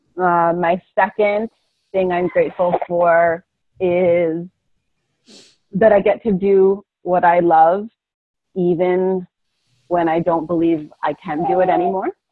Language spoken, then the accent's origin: English; Philadelphia, Pennsylvania, United States; moved away; also born or lived in Hawaii; I'm from Philadelphia